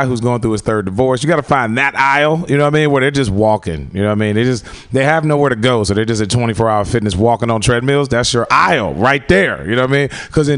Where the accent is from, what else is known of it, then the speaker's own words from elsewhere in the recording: Chicago, Illinois, United States; I'm from Chicago, man. So I remember like the original R. Kelly whole situation before you guys even knew about it.